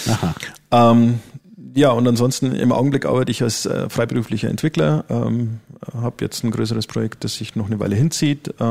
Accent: Neumarkt, Bavaria, Germany; born there; also born or lived in Berlin; bin aber jetzt wieder äh, da, wo ich eigentlich herkomme. Also ich bin geboren in Neumarkt ähm, und werde jetzt dann auch wieder in Amberg wohnen.

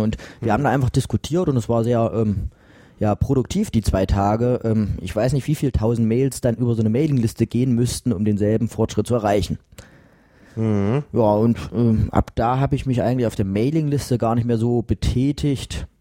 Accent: Mühlhausen, Thuringia, Germany; now in Jena, Germany; Ich komme aus Mühlhausen gebürtig, habe da quasi bis zum 18. Lebensjahr verbracht.

